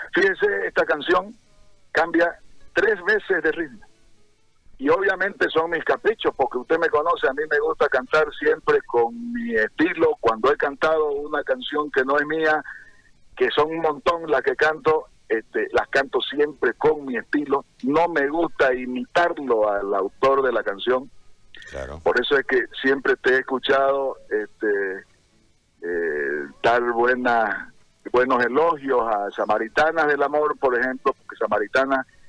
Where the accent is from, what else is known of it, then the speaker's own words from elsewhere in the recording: Santa Cruz, Bolivia; las cosas bonitas que tiene nuestro nuestro Santa Cruz